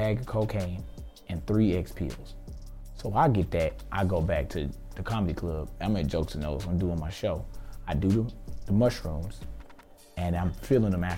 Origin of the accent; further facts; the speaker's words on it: Houston, Texas, United States; I'm from Houston